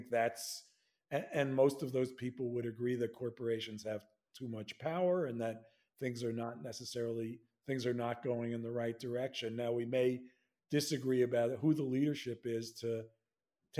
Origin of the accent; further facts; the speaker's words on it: New York, United States; I'm a New Yorker